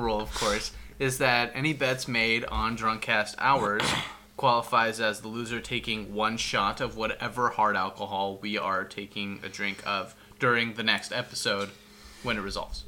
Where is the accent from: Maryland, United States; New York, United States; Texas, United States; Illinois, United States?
Texas, United States; Houston; I was born in Houston